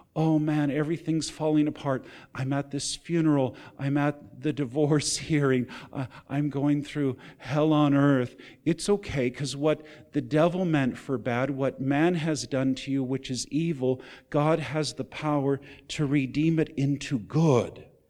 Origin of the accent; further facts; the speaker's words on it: California, United States; moved away as an adult; also born or lived in Texas / Nevada; I grew up mostly in California. I consider that home. I'm a Californian